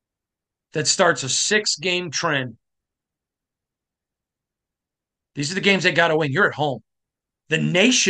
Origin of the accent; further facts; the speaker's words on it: Michigan, United States; I'm from Michigan